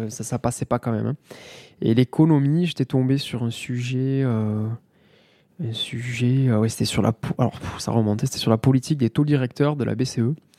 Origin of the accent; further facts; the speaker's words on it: Mazamet, Occitania, France; also born or lived in Toulouse; je suis originaire de Mazamet dans le Tarn, né en 88